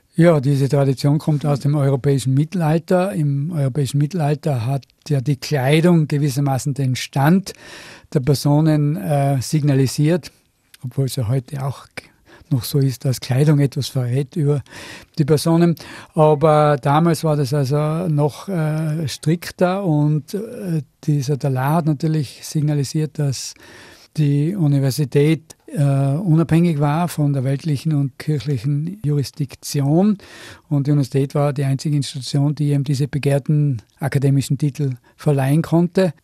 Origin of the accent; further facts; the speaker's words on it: Innsbruck, Tyrol, Austria; also born or lived in Seefeld; ich selber bin aber Innsbrucker und damals in Seefeld geboren, weil eben Innsbruck zu 1944 eine gefährliche Stadt war